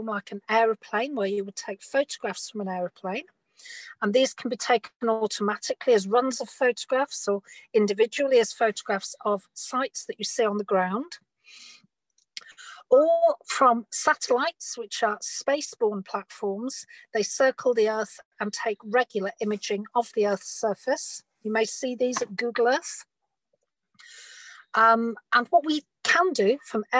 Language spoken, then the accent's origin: English; Bradford, Yorkshire and the Humber, United Kingdom; I grew up in Bradford in Northern England.